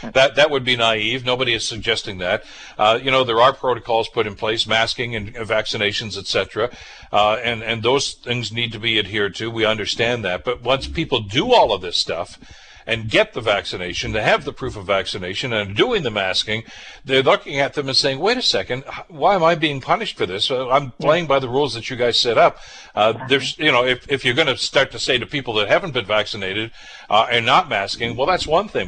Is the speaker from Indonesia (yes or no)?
no; Southern Ontario, Canada; somebody who's born and raised in Southern Ontario